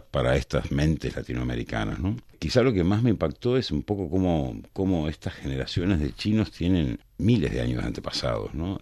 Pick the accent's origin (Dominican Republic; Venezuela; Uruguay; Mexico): Uruguay; a mí por ejemplo como uruguayo